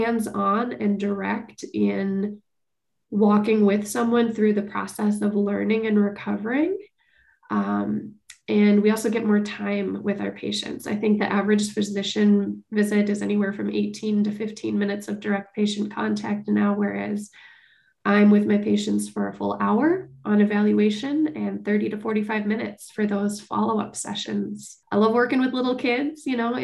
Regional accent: Bloomington, Minnesota, United States; I grew up in Bloomington

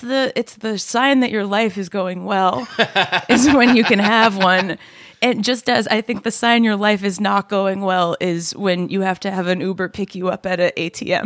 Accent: New York, United States; I'm a New Yorker

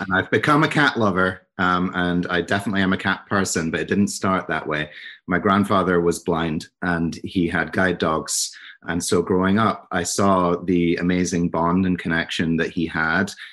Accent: Scotland, United Kingdom; also born or lived in New York; now in New Jersey, United States; I'm from Scotland, um, but I live in New Jersey now

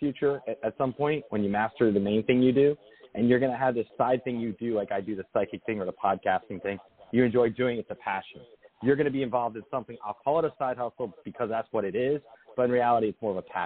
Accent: Lodi, New Jersey, United States; moved away; I was from Lodi originally

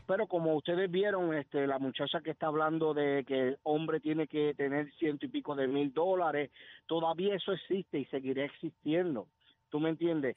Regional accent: Puerto Rico; moved away as an adult; now in United States; Yo, soy nacido y criado en Puerto Rico

